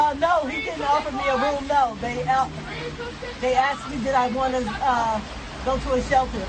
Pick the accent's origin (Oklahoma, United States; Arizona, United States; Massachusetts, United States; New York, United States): New York, United States; Peekskill; I was born and raised in Peekskill, New York.